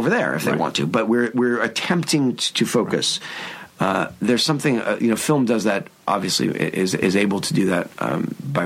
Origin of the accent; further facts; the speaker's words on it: United States; as an American